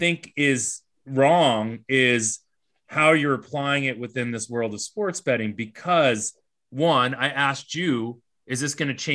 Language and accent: English; Worcester, Massachusetts, United States; growing up in Worcester, Massachusetts, which is an hour outside of Boston